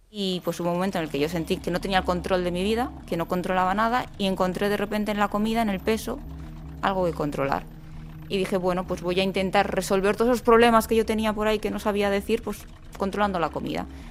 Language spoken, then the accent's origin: Spanish; Basque Country, Spain; now in Córdoba, Spain; soy del País Vasco